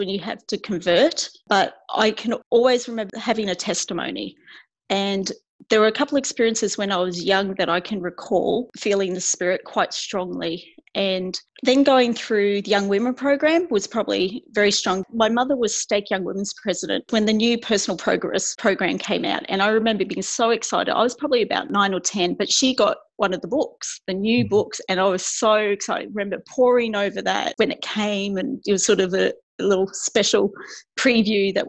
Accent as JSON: {"language": "English", "region": "Queensland", "country": "Australia", "tie": "born or raised there", "also_born_or_lived": "Gosnells, Western Australia", "said": "my parents were actually moved to Queensland just before I was born."}